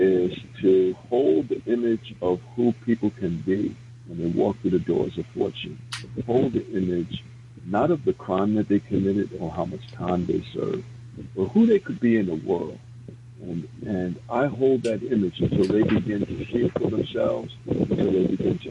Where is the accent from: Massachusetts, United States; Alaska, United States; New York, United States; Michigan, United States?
New York, United States; New York City; I was born and raised in the South Bronx in Soundview Projects